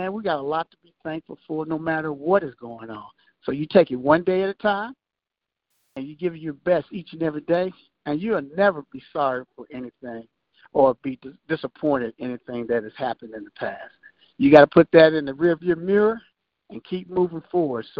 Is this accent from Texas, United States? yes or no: yes; Prairie View, Texas, United States; my hometown where I grew up